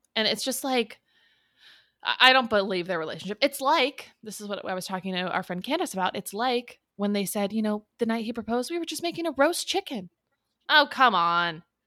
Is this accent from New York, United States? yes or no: no; Southern California, United States; we grew up in Southern California.